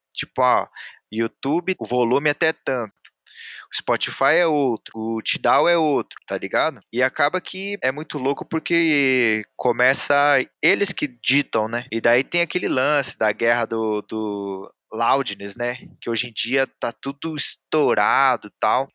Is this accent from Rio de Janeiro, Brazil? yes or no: no; Jundiaí, São Paulo, Brazil; eu sou aqui de Jundiaí. Aí essa mesma rapaziada que eu cresci com essa rapaziada